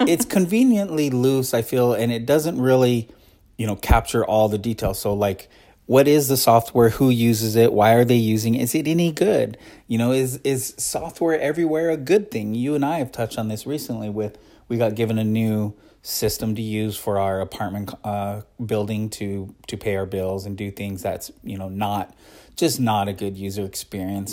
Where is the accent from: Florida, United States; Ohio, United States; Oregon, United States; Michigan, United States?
Oregon, United States; where I grew up in Oregon